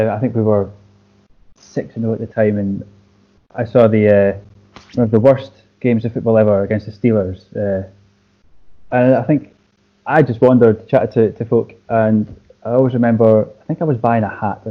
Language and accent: English; Scotland, United Kingdom; I'm Scottish